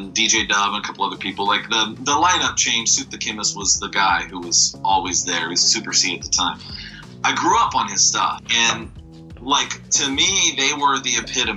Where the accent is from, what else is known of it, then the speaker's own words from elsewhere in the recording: Bakersfield, California, United States; growing up in Bakersfield, California